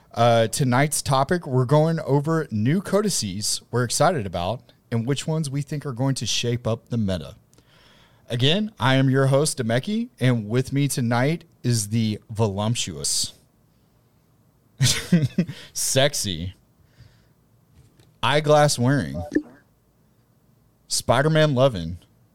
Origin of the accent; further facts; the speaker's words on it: the South, United States; accent: southern; Yeah, it's my accent.